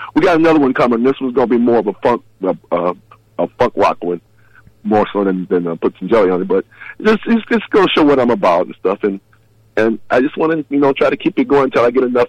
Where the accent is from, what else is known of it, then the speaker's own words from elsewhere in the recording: Chicago, Illinois, United States; moved away; I was born in Chicago